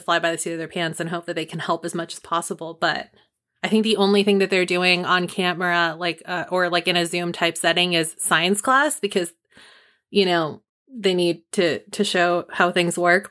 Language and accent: English; Marin County, California, United States; Marin County, which is my home county. It's like my hometown too.